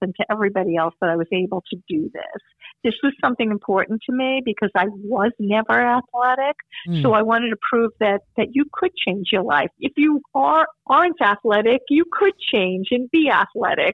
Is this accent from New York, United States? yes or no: yes; Long Beach, New York, United States; I grew up in Long Beach, Long Island, and it's flat there